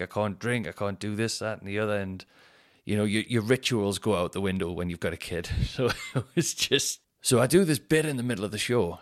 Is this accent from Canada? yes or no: no; Newcastle upon Tyne, North East England, United Kingdom; the show is gonna be in my hometown